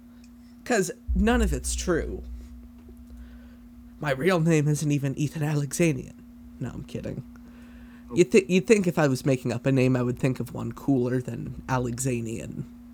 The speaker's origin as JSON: {"language": "English", "country": "Canada", "said": "I could be the new Alex Trebek. We're both Canadian."}